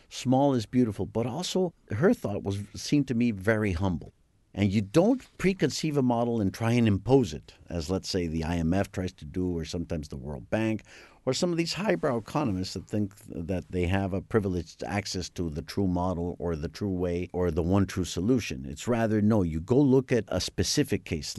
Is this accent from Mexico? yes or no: yes; Mexico City, Mexico; growing up in the Anglo-Saxon community, which is a very strong and very large com, very influential community in, uh, in Mexico